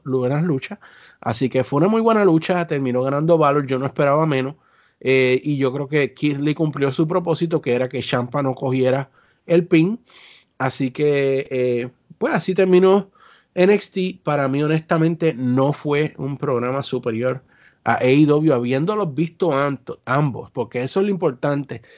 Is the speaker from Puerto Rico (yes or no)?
yes; Puerto Rico; Somos boricua